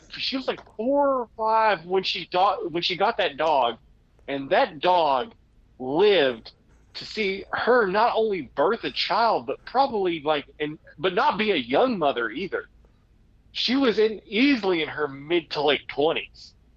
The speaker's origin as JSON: {"language": "English", "country": "United States", "said": "I am a real American."}